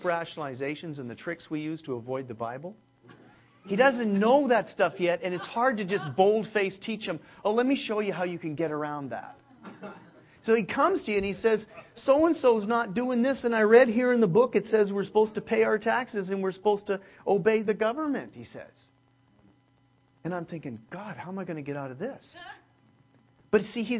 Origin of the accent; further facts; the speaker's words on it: Canada; now in Southern California, United States; as a Canadian